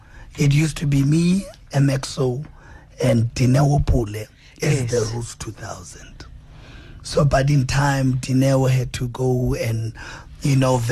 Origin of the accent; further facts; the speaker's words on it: East London, Eastern Cape, South Africa; moved away; We're from the Eastern Cape. I'm from the side of East London.